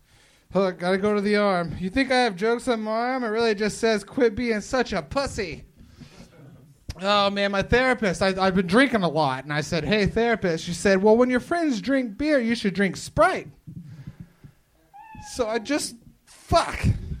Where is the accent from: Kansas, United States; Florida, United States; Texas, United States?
Florida, United States; I'm from Florida.